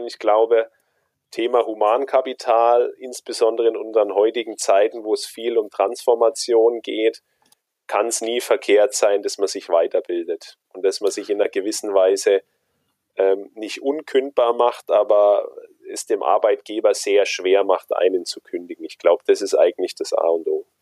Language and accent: German; Germany; bei uns in Deutschland